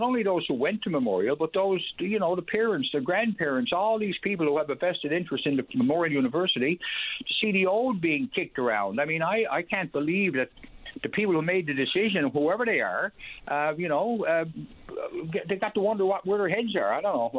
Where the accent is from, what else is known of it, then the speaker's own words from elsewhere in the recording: Newfoundland and Labrador, Canada; as a Newfoundlander and my father and grandfather and great-grandfather before me.